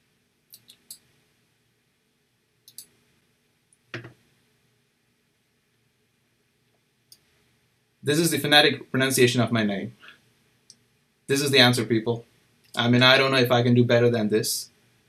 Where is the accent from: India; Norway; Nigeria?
India; moved away; I'm from India